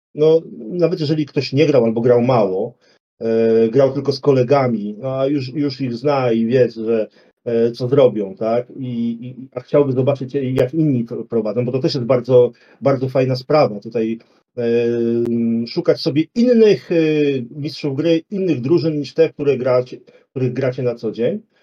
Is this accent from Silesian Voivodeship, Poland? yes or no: no; Warsaw, Masovian Voivodeship, Poland; u nas w Warszawie